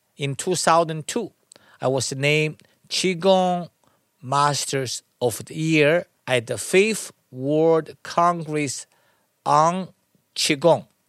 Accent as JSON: {"language": "English", "country": "China", "tie": "born or raised there", "moved": "yes", "said": "I was born in China. I studied to learn and practice Tai Chi at a young age of six"}